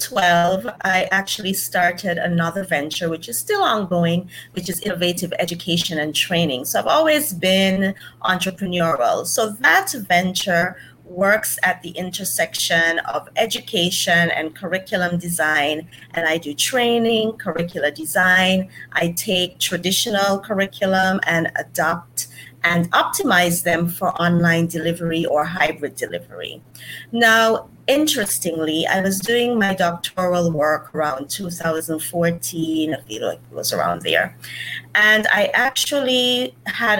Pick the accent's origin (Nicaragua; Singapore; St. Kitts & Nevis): St. Kitts & Nevis; I am from St. Kitts